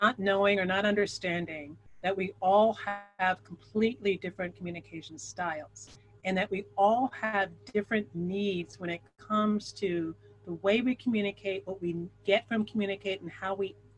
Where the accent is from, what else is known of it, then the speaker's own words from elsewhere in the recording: Philadelphia, Pennsylvania, United States; moved away as an adult; now in New York City, United States; That's my hometown.